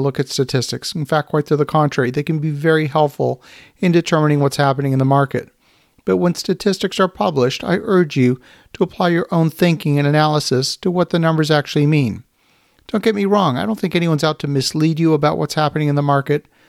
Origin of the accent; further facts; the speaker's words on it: Ottawa, Ontario, Canada; my home city of Ottawa, Canada